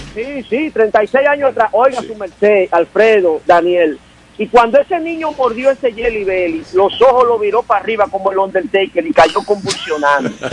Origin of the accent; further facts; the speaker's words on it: Santo Domingo, Distrito Nacional, Dominican Republic; now in California, United States; al barrio donde yo crecí, La Ciénaga, en Santo Domingo